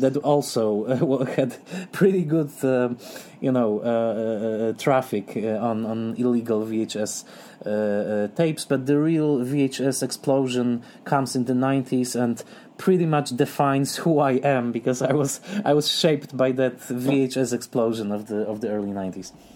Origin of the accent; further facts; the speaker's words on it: southern Poland, Poland; English is a second language; I grew up in the south of Poland